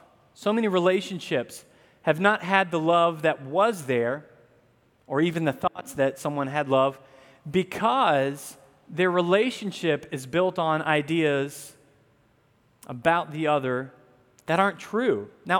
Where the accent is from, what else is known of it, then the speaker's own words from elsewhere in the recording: the South, United States; Many of you might not know I grew up in the South.